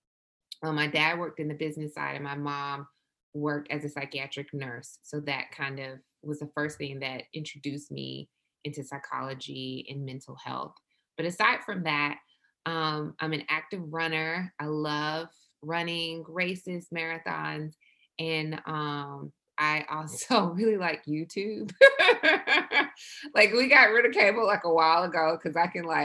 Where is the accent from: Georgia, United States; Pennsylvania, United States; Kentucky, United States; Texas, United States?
Georgia, United States; Milledgeville; I'm from South Georgia, from a small town called Milledgeville